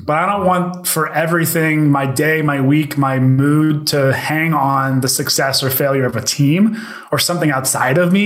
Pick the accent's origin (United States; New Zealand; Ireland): United States; Pittsburgh, Pennsylvania; also born or lived in Youngstown, Ohio; I grew up in Pittsburgh where like football is king